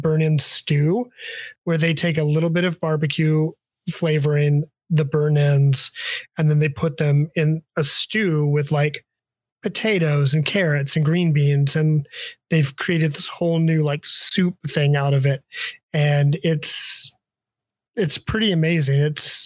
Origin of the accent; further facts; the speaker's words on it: Kansas City, Missouri, United States; I'm from Kansas City